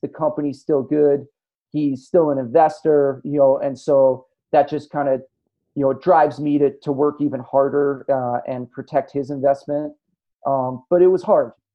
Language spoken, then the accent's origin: English; Tahoe City, California, United States; my hometown in Tahoe City, California